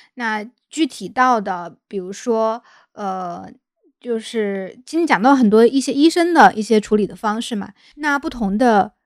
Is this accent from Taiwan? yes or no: no; Hunan, China; moved away; 像我老家，那个湖南那边